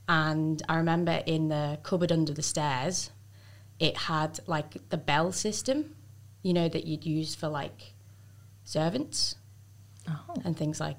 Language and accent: English; Greasby, North West England, United Kingdom; moved away as an adult; also born or lived in Melbourne, Australia / Sydney, Australia; now in Central Coast, Australia; I'm from the Wirral, which is very close to Liverpool in England. And it's quite near Chester as well.